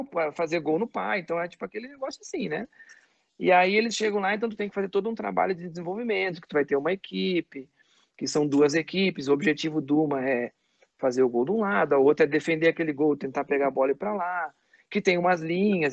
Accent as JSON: {"language": "Portuguese", "town": "Caxias do Sul", "region": "Rio Grande do Sul", "country": "Brazil", "tie": "born or raised there", "also_born_or_lived": "Farroupilha"}